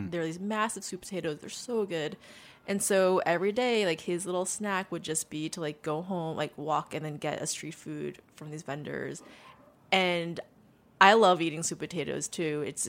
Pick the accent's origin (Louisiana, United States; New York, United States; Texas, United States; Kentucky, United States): New York, United States; Long Island; You know, it's funny. I've actually never been to a farm on Long Island.